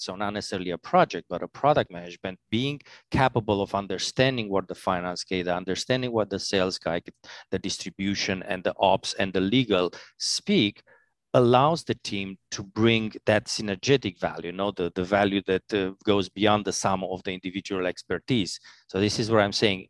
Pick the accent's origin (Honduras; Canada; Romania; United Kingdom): Romania; Transylvania; English is a second language; also born or lived in Italy / Albania / Switzerland; now in New York, United States; I'm, uh, from Romania, scary Transylvania